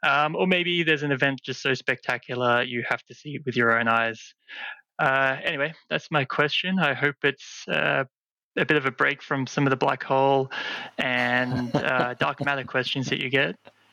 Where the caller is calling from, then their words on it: Sunshine Coast, Queensland, Australia; I'm from the Sunshine Coast, Queensland.